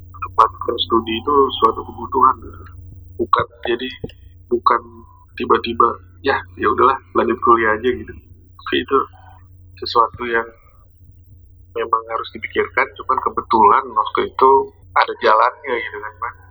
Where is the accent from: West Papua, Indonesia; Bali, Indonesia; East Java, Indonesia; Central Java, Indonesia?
East Java, Indonesia; Merantau wah, kalau merantau sih gue kan dari Jawa ya. Dari Jawa Timur. Jadi kuliah di NI dulu itu juga merantau waktu masih mahasiswa.